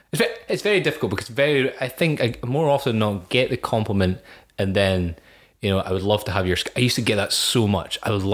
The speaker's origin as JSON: {"language": "English", "country": "United Kingdom", "said": "I am British."}